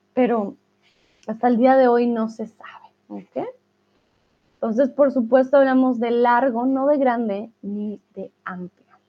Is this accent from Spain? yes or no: no; Colombia; soy de Colombia